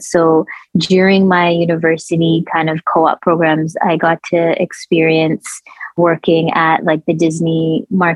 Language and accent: English; Toronto, Ontario, Canada; also born or lived in India / Kuwait; I was born in India, and I had a childhood in Kuwait, and our family experienced a war when I was young, which ended up leading us to Toronto. And then I, just like Amrit, grew up in a fairly diverse, immigrant heavy suburb in Toronto.